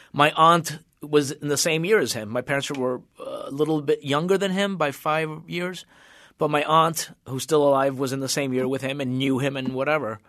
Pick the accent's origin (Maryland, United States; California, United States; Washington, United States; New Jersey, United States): New Jersey, United States; Union City; moved away as an adult; also born or lived in Cuba / Venezuela / Massachusetts; now in Los Angeles, United States; we went to New Jersey, and I grew up in New Jersey.